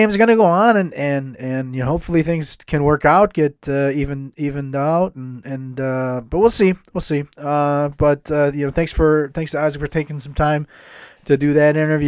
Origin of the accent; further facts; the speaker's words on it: Chicago, Illinois, United States; moved away as an adult; now in Germany; I'm an American from the northwest suburbs of Chicago. Have been here just about 20 years now.